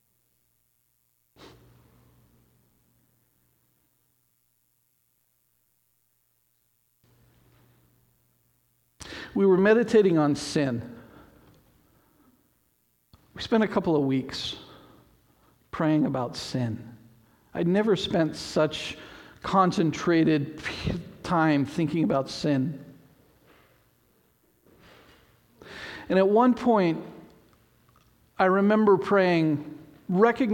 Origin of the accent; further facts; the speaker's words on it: Port Angeles, Washington, United States; moved away; also born or lived in Salem, Oregon; the church I grew up in Port Angeles